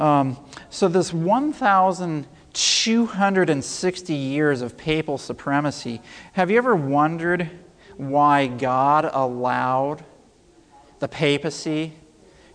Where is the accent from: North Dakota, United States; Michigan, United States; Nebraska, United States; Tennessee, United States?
Tennessee, United States; Middle; also born or lived in Loma Linda, California / Trinidad; I grew up in Middle Tennessee, so I've come back home